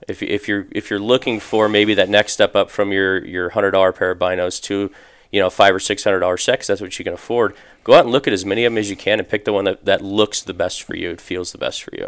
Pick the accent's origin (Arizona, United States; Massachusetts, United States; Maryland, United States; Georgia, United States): Arizona, United States; Phoenix; I'm actually originally from, from Phoenix. I grew up in North Phoenix, uh, graduated high school here